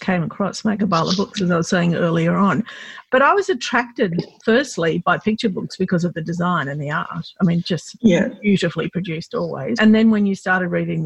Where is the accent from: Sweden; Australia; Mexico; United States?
Australia; I was born here, yeah. but when I was growing up, I was definitely considered Lebanese by the community